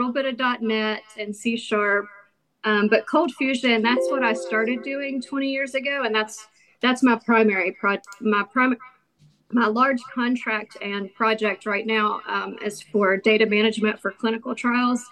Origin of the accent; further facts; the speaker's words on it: Oceana, West Virginia, United States; also born or lived in Beckley, West Virginia / Florida; I was born in Beckley and raised in Oceana